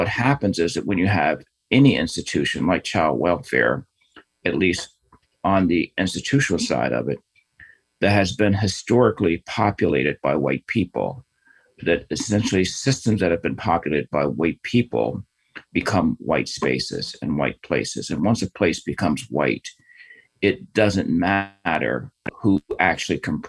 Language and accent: English; United States; I've grown up here